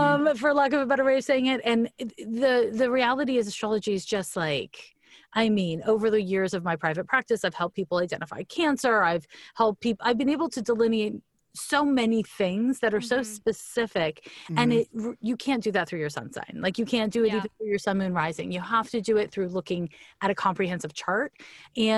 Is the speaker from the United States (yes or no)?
no; Montreal, Quebec, Canada; moved away; So I'm from Montreal, Quebec